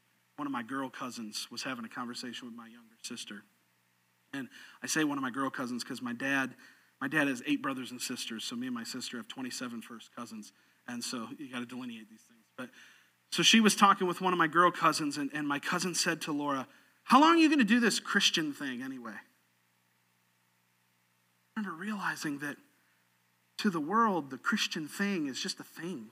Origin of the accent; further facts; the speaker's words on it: Sarasota, Florida, United States; I was growing up in Sarasota, Florida